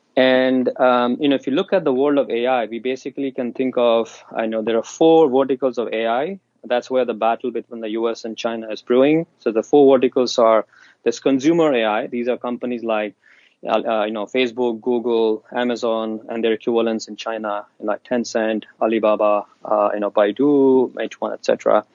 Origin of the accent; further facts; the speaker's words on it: Tanzania; also born or lived in India / Zambia; when I was 5, my family, my parents, we moved from India to East Africa. So I grew up in Tanzania speaking Swahili and then later on in Zambia.